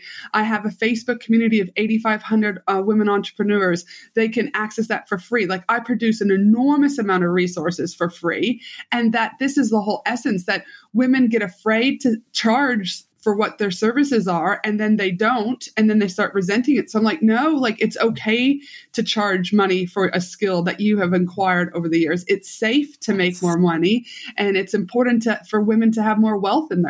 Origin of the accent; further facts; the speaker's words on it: Canada; moved away; also born or lived in Albuquerque, United States; So I'm from Canada originally, will always be the proud Canadian. But then I moved down. My mom was a travel nurse. So I did my high school and undergrad in Albuquerque, New Mexico.